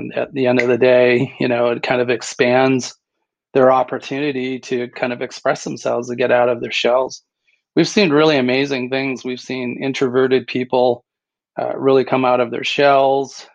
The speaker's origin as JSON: {"language": "English", "town": "Port Dover", "region": "Ontario", "country": "Canada", "tie": "born or raised there", "moved": "yes", "said": "I grew up near Toronto, Canada, a little fishing and beach village called Port Dover"}